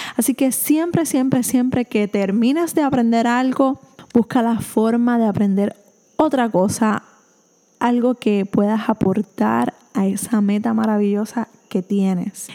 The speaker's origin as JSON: {"language": "Spanish", "country": "Puerto Rico", "said": "soy de Puerto Rico"}